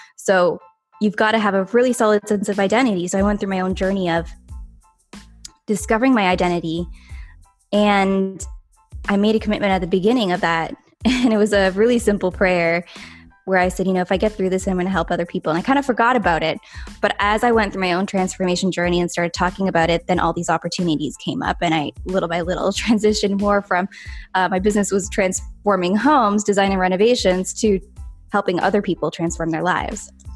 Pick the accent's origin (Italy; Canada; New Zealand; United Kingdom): Canada; I'm from Canada